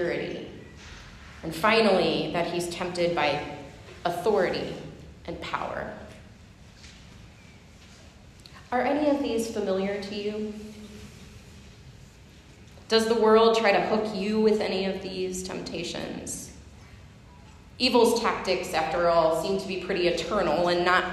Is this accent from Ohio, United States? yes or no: yes; Huron River, Ohio, United States; I grew up fishing on the Huron River